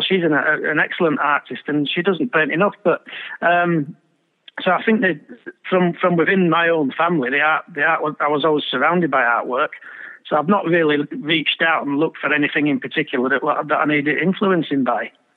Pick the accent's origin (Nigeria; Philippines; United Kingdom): United Kingdom; Bradford, Yorkshire and the Humber; my hometown club and being there week in week out with my dad